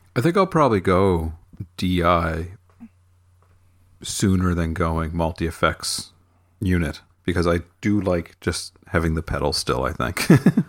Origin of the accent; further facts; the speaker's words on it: near Halifax, Nova Scotia, Canada; moved away as an adult; now in near Halifax, Canada; in my hometown